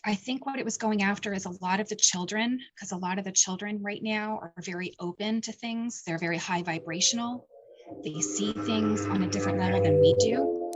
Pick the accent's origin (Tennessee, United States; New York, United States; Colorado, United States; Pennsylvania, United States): Pennsylvania, United States; Point Phillips; the town that, um, I grew up in, which was a s, a little tiny Pickville town called Penns, uh, Point Phillips